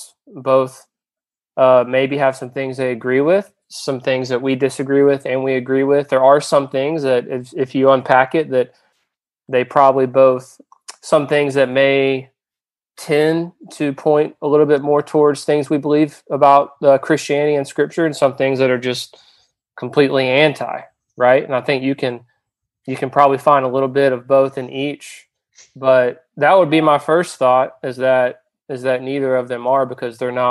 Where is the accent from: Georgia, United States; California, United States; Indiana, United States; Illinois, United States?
Georgia, United States; also born or lived in South Carolina; now in New Orleans, United States; I'm originally from Georgia. And lived in South Carolina for a little bit. Now I've been living in the New Orleans area since 2014